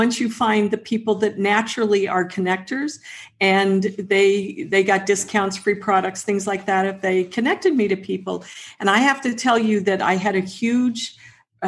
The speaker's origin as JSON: {"language": "English", "area": "near Peggy's Cove", "region": "Nova Scotia", "country": "Canada", "tie": "born or raised there", "said": "I grew up down near Peggy's Cove"}